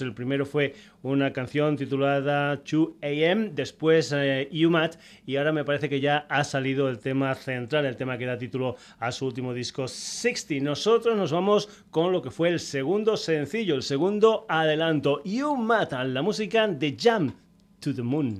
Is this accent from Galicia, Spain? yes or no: no; Extremadura, Spain; música de mi tierra, de Extremadura